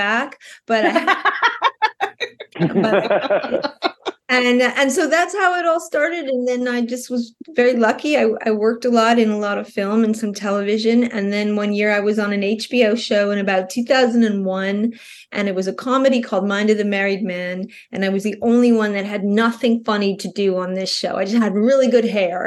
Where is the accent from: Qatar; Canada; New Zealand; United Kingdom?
Canada; Montreal, Quebec; moved away as an adult; also born or lived in New York; I'm from Montreal, Canada. I got on the Greyhound bus when I was 19 and moved to New York